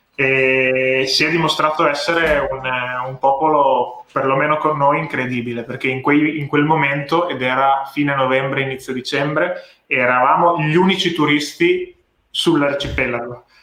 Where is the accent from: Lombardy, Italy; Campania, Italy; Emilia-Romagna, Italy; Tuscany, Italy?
Emilia-Romagna, Italy; Ravenna; moved away as an adult; also born or lived in London; now in Bologna, Italy; Io originariamente sono di Ravenna, mm. che è una città nella regione nel centro-nord Italia, in Emilia-Romagna, dove ho studiato diciamo, fino alle superiori.